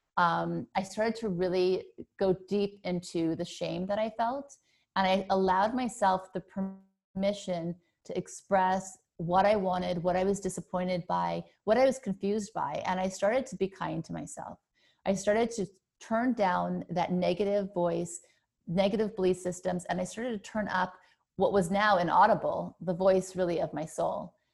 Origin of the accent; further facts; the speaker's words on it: Thibodaux, Louisiana, United States; also born or lived in New Orleans, Louisiana; I was born in Thibodeau, Louisiana